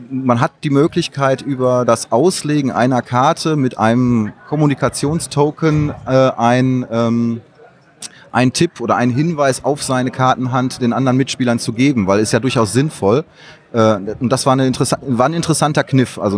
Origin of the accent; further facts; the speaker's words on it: North Rhine-Westphalia, Germany; Ich komme hier aus der Nähe, ich komme hier aus dem Ruhrgebiet.